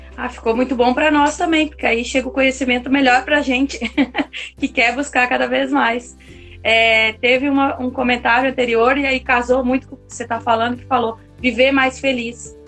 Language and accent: Portuguese; South Region, Brazil; eu nasci aqui no Sul e sei muito bem o que é monocultura. E produzir aqui onde eu estou nesse momento é uma cidade muito pequenininha.